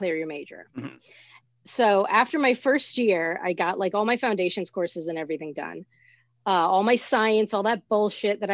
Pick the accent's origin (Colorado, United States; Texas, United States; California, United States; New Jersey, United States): New Jersey, United States; Teaneck; I'm from Teaneck